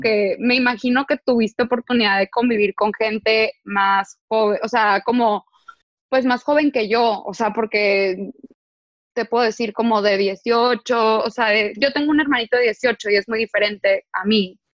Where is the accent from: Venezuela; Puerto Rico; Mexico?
Mexico; Tijuana, Baja California; Yo, yo soy del norte, o sea, yo soy de Tijuana